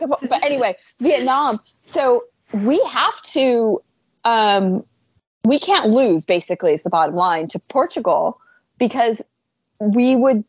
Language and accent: English; United States; being American